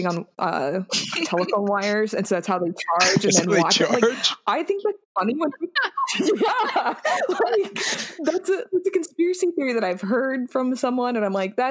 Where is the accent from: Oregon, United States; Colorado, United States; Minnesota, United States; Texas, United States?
Colorado, United States; Colorado Springs; I grew up outside of Denver, well, like, in Colorado Springs